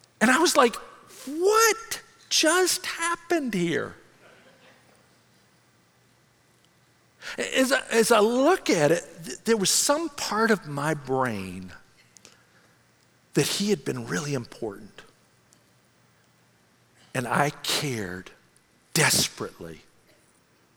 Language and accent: English; Memphis, Tennessee, United States; I grew up in Memphis